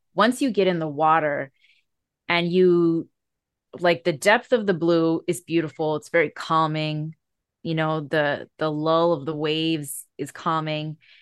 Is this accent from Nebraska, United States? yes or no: no; Hawaii, United States; I live in Hawaii where we are Native Hawaiian.